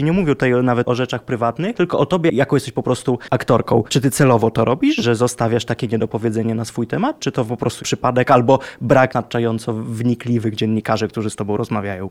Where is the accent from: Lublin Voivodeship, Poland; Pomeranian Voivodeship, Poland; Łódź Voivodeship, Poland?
Lublin Voivodeship, Poland; ja osobiście pochodzę z Lubelszczyzna